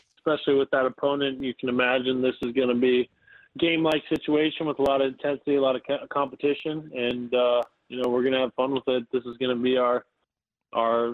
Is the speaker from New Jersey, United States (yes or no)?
no; Cincinnati, Ohio, United States; I've been in Ohio all my life, growing up in Cincinnati